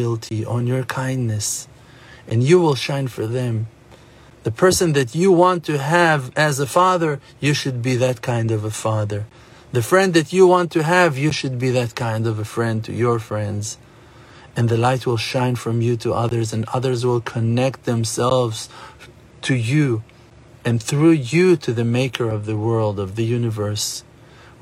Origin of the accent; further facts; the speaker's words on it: Jerusalem, Jerusalem District, Israel; I was born in Yerushalayim, in Jerusalem. I was born in the Holy Land of Israel